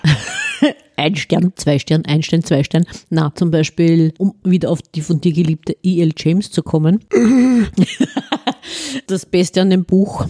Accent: Vienna, Austria; hier bei uns in Wien

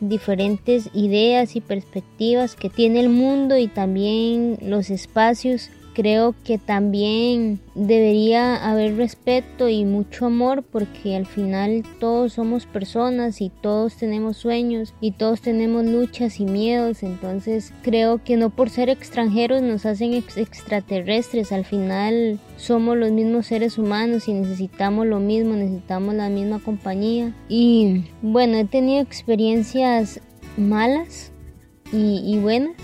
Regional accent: Costa Rica; also born or lived in Nicaragua; Yo nací en Nicaragua nosotros llegamos a Costa Rica

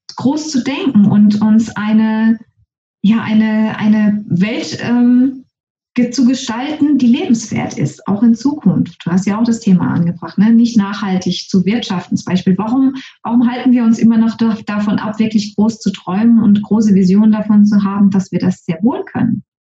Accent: Germany; moved away as an adult; also born or lived in Norway / Trinidad and Tobago; Ich bin nämlich wieder nach Deutschland zurückgezogen, in meinen Heimatort, wo ich auch geboren und aufgewachsen bin

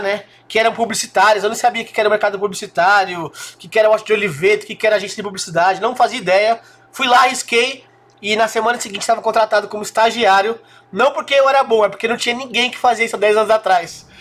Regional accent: São Caetano do Sul, São Paulo, Brazil; eu tive a felicidade de nascer numa cidade próxima, São Caetano do Sul

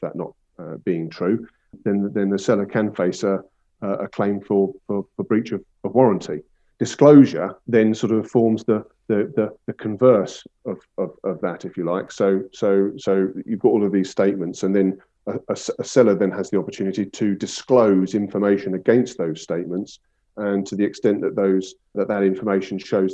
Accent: Brighton and Hove, South East England, United Kingdom; I'm a sort of a local lad, born and bred in Brighton and Hove.

